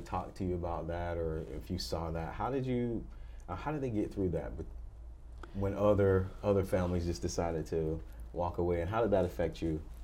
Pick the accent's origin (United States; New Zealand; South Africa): United States; I grew up in America